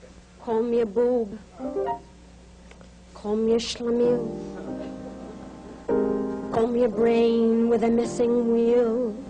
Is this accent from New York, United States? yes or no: yes; Brooklyn, New York, United States; And I told you Brooklyn because I told you the truth.